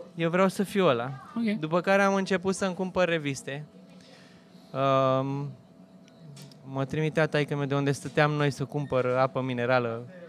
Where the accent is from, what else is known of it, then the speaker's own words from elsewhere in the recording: Romania; noi suntem români, suntem latini